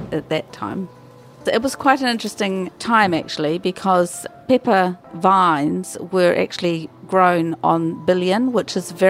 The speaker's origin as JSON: {"language": "English", "country": "New Zealand", "also_born_or_lived": "Sarawak", "moved": "yes", "said": "I'm from New Zealand"}